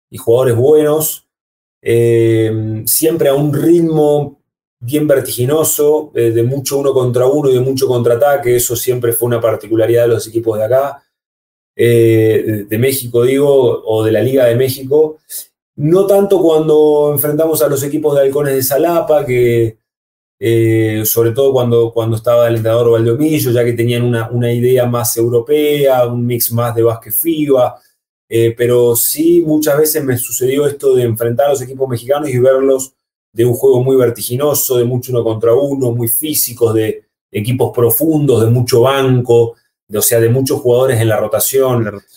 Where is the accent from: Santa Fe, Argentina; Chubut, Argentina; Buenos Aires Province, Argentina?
Chubut, Argentina; Comodoro Rivadavia; also born or lived in Córdoba, Argentina; en la ciudad donde yo nací, en Comodoro Rivadavia